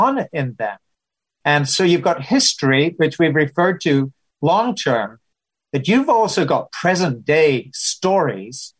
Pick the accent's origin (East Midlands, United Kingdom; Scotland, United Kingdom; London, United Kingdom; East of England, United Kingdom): Scotland, United Kingdom; moved away as an adult; also born or lived in Pittsburgh; now in United States